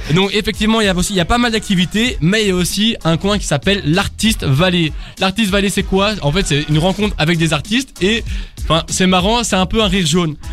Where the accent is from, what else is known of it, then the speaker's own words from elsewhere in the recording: Brussels, Brussels-Capital Region, Belgium; je, viens de Bruxelles